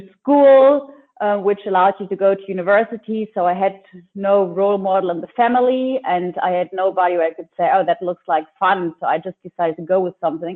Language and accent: English; Lübeck, Schleswig-Holstein, Germany; I am from Lübeck, which is a cute little town in the north of Germany.